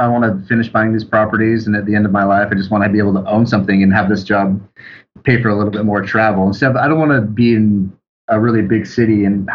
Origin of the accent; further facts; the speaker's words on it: Seattle, Washington, United States; moved away; I'm from Seattle